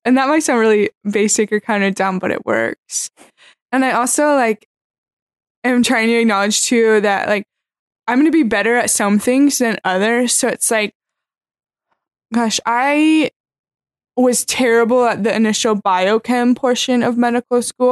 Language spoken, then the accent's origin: English; Pella, Iowa, United States; I'm from a small town in Iowa called Pella